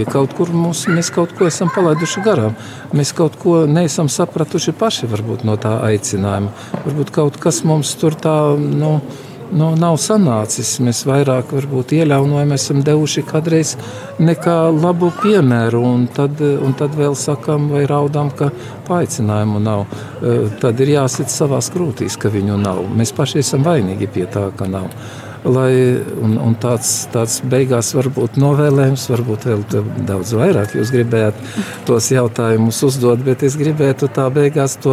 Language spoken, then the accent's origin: Latvian; Latvia; Ja es dzīvošu kā cilvēks, kā latvietis un būšu tāds ar visu atbildību un visu tā kā nākas, tad tas arī būs vislielākais pakalpojums Latvijai.